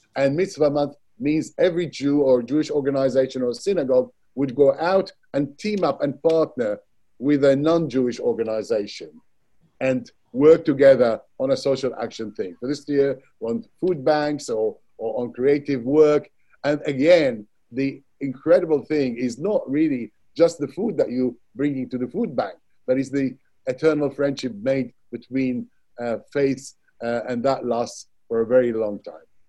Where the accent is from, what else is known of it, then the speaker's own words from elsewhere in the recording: Baghdad, Baghdad Governorate, Iraq; now in United Kingdom; I was born in Baghdad, Iraq, and spent my childhood there.